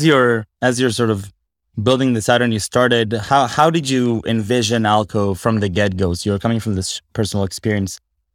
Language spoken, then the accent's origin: English; Israel; now in United States; I'm from Israel